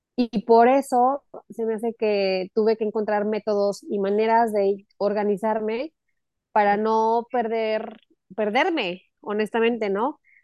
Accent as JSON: {"language": "Spanish", "region": "Aguascalientes", "country": "Mexico", "tie": "born or raised there", "also_born_or_lived": "El Paso, Texas / Mexico City / Los Angeles / Texas", "moved": "as an adult", "lives_now": "Cancún, Mexico", "said": "nací en El Paso, Texas, o sea, muy cerca de, de donde estás tú. Y este, crecí toda mi vida en Aguascalientes hasta los 22 años"}